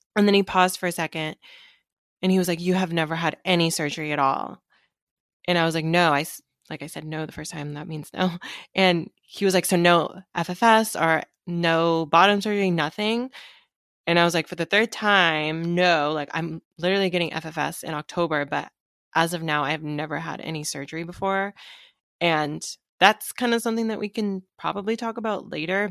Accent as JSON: {"language": "English", "town": "Seattle", "region": "Washington", "country": "United States", "tie": "born or raised there", "said": "me growing up in Seattle"}